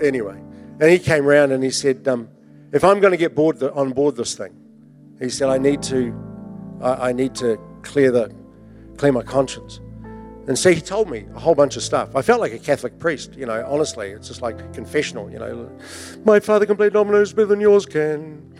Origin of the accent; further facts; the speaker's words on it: Invercargill, Southland, New Zealand; I was brought up in Invercargill.